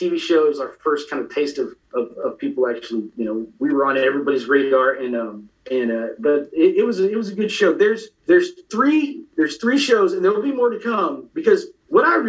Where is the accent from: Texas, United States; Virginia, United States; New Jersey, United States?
Texas, United States; we're from Texas.